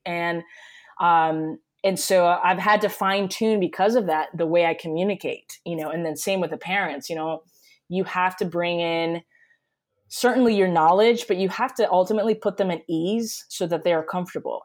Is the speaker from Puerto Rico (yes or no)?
yes; Puerto Rico; moved away as an adult; also born or lived in Connecticut, United States; now in Miami, United States; I was born and raised in Puerto Rico